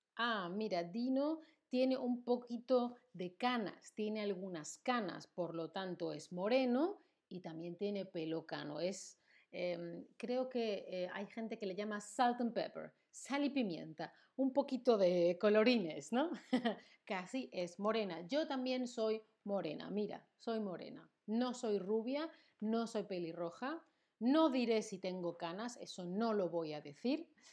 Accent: Spain; Yo soy española, soy de España. Mi nacionalidad es española.

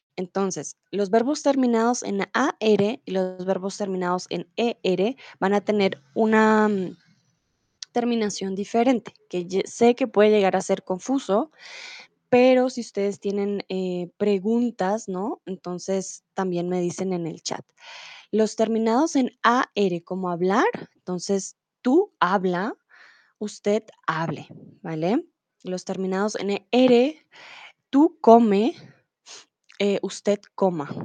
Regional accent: Colombia; soy de Colombia

